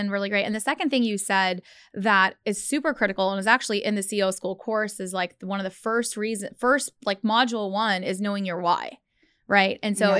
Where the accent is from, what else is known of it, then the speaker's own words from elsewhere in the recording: Dallas, Texas, United States; Go Cowboys. I grew up in Dallas.